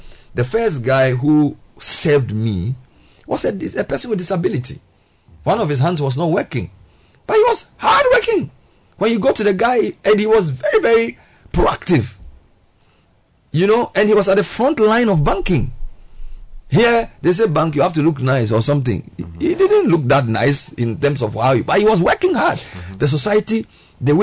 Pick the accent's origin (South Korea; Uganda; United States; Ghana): Ghana; I was the only Ghanaian. That's where I understood what it means to be an African. Because I was the only Ghanaian